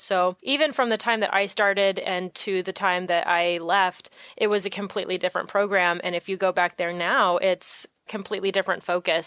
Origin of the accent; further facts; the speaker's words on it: San Francisco Bay Area, California, United States; also born or lived in Orange County, California; I'm originally from the San Francisco Bay Area. That's where I grew up, and I didn't move down to Orange County until I was actually ready to go to art school when I was, I think, twenty?